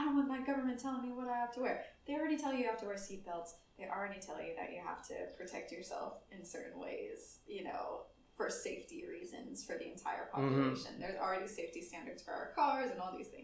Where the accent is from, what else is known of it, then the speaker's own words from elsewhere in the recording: United States; moved away; as an American